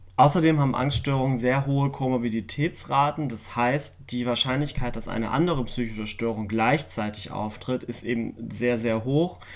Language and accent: German; Germany; bei uns in Deutschland